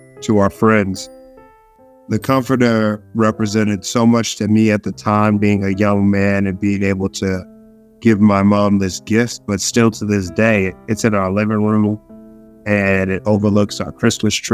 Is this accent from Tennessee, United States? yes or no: no; Boston, Massachusetts, United States; I was born and raised in Dorchester, Massachusetts